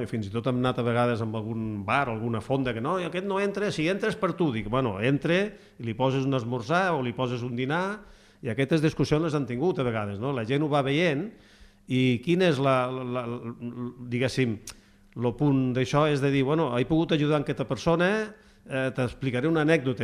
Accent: Gandesa, Catalonia, Spain; moved away; jo vinc de Gandesa, eh? i a Gandesa m'assentava amb els iaios que havien anat a la guerra de Cuba

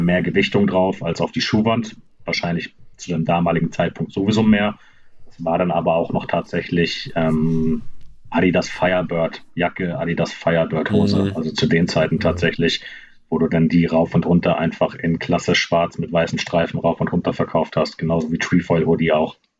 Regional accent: Kiel, Schleswig-Holstein, Germany; machen Kiel richtig schlecht gerade, aber ist das meine Heimat

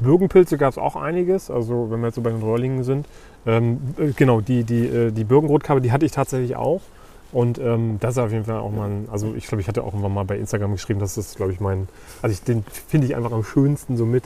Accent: Uckermark, Brandenburg, Germany; ich komme ja aus, aus der Uckermark

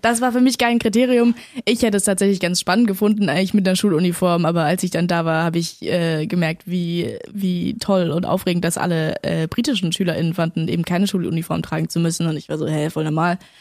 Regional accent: Berlin, Germany; also born or lived in Männedorf, Switzerland / London, United Kingdom; dann sind wir aber 2008 nach Berlin gezogen

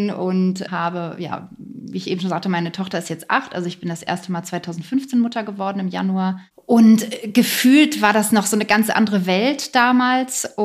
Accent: Hamburg area, Germany; now in near Berlin, Germany; Bin allerdings nicht gebürtige Berlinerin, sondern komme eigentlich aus der Nähe von Hamburg. Da bin ich auch gerade bei meinen Eltern in einer Vereinbarkeitsstation

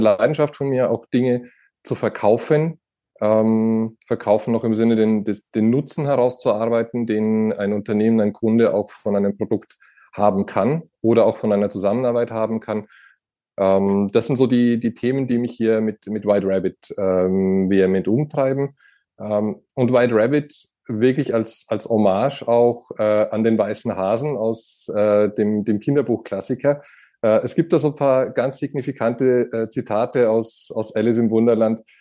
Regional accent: Franconia, Bavaria, Germany; now in Austria; als gebürtiger Franke, äh, immer noch dementsprechend auch dem Bundesland Bayern zugehörig

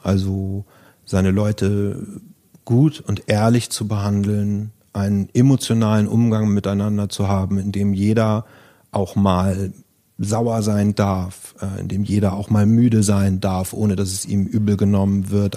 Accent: Germany; ich bin wieder in, zurück in meine Heimat an die Ostsee, ähm, in ein, auf einen schönen Bauernhof, den ich aus meiner Jugend kannte

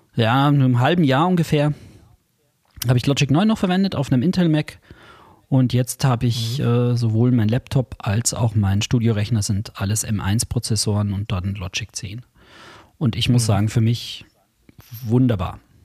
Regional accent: Bavaria, Germany; Bei uns in Bayern

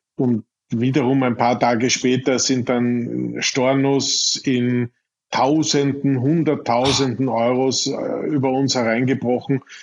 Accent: Irdning, Styria, Austria; das kleine Gasthaus in Irtning, meinem Heimatort in der Steiermark

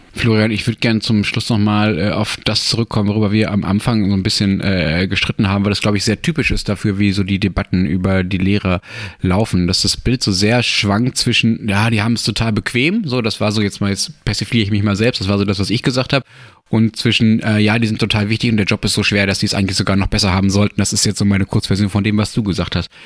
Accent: Germany; bei uns in Deutschland

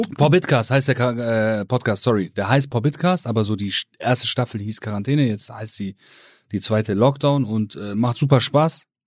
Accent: Rhineland, Germany; ich bin aus dem Rheinland

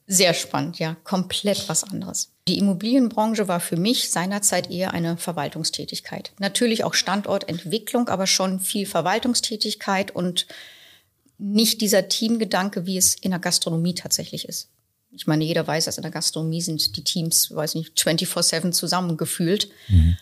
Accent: Berlin, Germany; ich bin mit sechs Wochen zugezogen. Also bin ich Berlinerin.

